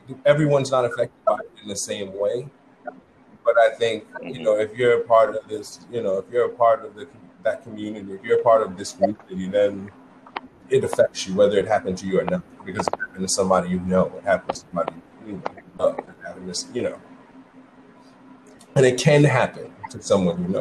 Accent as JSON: {"language": "English", "town": "New York City", "region": "New York", "country": "United States", "tie": "born or raised there", "said": "I grew up in the Bronx, too. I grew up on the other side, though."}